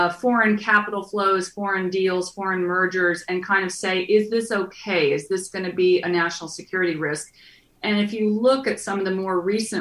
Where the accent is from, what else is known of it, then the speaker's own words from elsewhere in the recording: Frankfort, United States; my hometown in Frankfurt.